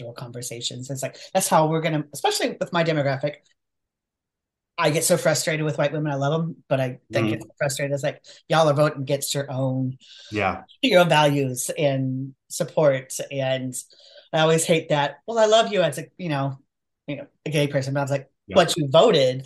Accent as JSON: {"language": "English", "town": "Portland", "region": "Oregon", "country": "United States", "tie": "born or raised there", "said": "I grew up in Portland, Oregon"}